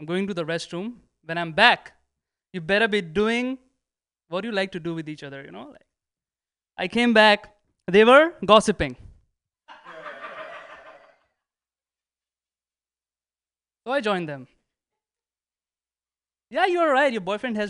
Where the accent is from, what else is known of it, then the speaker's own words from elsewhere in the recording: India; moved away as an adult; now in United States; I'm from India